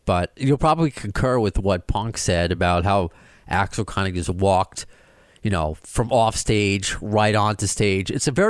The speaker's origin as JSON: {"language": "English", "town": "Baldwin", "region": "New York", "country": "United States", "tie": "born or raised there", "said": "Baldwin for me."}